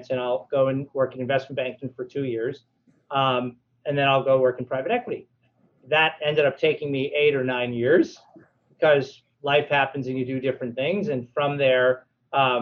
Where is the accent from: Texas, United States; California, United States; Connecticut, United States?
Connecticut, United States; New Haven; also born or lived in Hamden / Cheshire; I grew up in New Haven and spent quite a bit of time in Hamden over the years, actually, and Cheshire and other places.